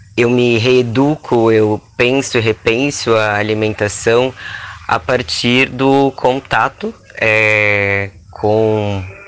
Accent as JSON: {"language": "Portuguese", "region": "Rio Grande do Sul", "country": "Brazil", "tie": "born or raised there", "said": "eu sou uma pessoa que eu nasci no sul, nasci no Rio Grande do Sul"}